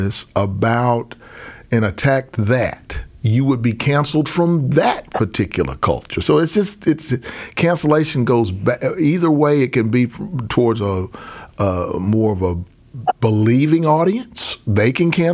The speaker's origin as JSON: {"language": "English", "region": "Arkansas", "country": "United States", "tie": "born or raised there", "said": "when I was growing up in Arkansas"}